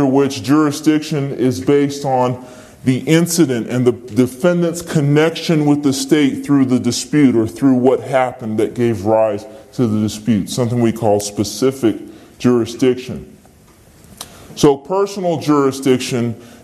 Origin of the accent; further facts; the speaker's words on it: Virginia, United States; I'm a citizen of Virginia